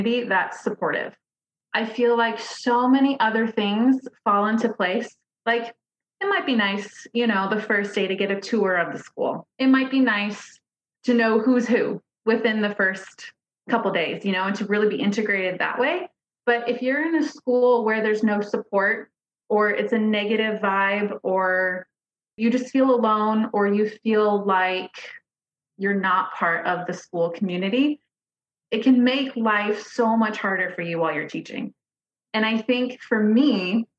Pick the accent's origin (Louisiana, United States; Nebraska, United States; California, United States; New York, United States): Nebraska, United States; moved away as an adult; also born or lived in Seattle / Bellevue; I grew up in Nebraska. I went to university there